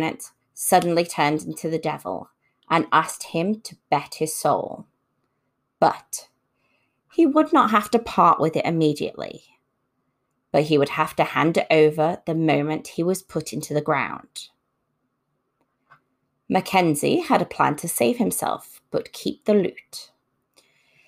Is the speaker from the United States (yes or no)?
no; Liverpool, North West England, United Kingdom; Liverpool, my hometown.